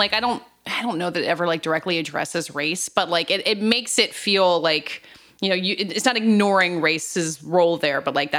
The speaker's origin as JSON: {"language": "English", "area": "the South", "region": "Southern United States", "country": "United States", "said": "I guess as a Southerner"}